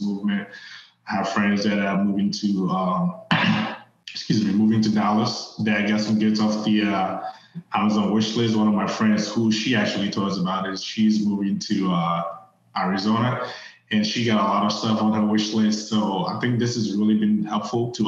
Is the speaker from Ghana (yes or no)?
yes; Ghana; moved away as an adult; also born or lived in Virginia, United States / Cincinnati, United States; now in United States; I grew up in Ghana. I did most of my schooling there.